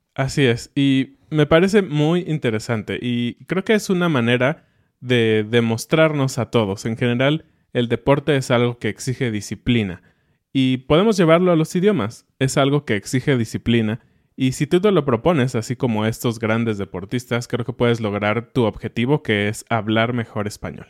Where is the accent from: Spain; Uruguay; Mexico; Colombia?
Mexico; como mexicanos